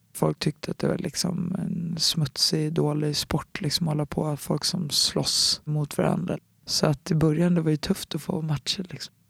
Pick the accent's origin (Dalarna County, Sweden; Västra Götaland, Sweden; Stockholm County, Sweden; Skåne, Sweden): Stockholm County, Sweden; Stockholm; moved away as an adult; also born or lived in United States; en klubb som heter BK Dalen som låg i Enskededalen där jag är uppvuxen